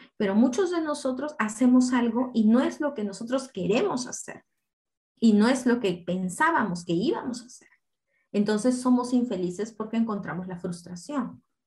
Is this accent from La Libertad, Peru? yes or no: no; Apurímac, Peru; Yo de niña crecí, yo nací en Apurímac